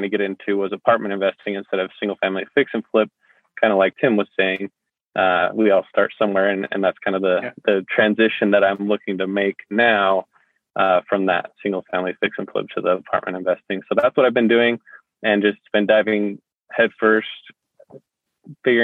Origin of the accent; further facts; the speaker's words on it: Salt Lake City, Utah, United States; also born or lived in Ogden, Utah; I'm originally from Salt Lake City, Utah